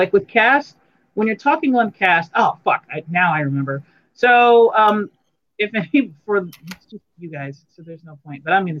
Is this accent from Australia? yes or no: no; United States; because I'm still American